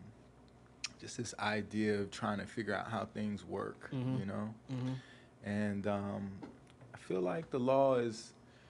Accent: Washington, District of Columbia, United States; also born or lived in Silver Spring, Maryland / Atlanta; I'm from D.C. I'm from Deanwood. Split my time as a youngin between Deanwood and Silver Spring

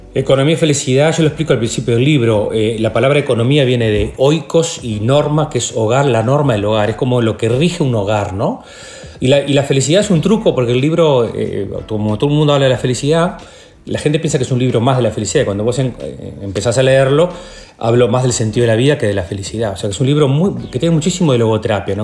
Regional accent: Lascano, Rocha, Uruguay; also born or lived in La Paloma; Mi familia es de Las Canos, Rocha. Yo, yo, nací en Las Canos

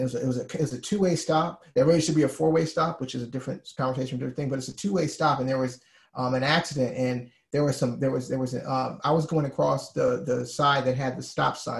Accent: Alabama, United States; moved away; I'm from Alabama originally

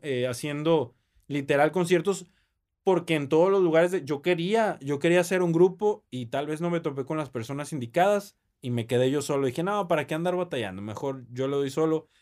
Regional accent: Monterrey, Nuevo León, Mexico; Yo nací aquí en la ciudad de Monterrey, orgullosamente

